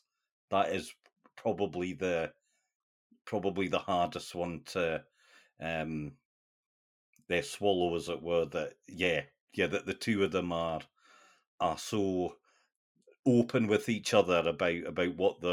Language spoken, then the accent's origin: English; North East England, United Kingdom; my sort of accent maybe doesn't really show it, but my roots are the northeast of England, and I mean, you know, working class sort of life was, doors were open.